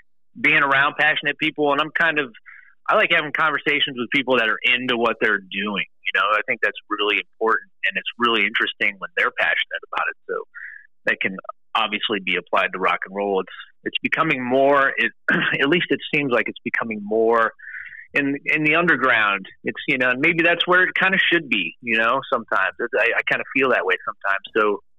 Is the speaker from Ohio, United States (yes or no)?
yes; Cleveland, Ohio, United States; I'm from the Cleveland area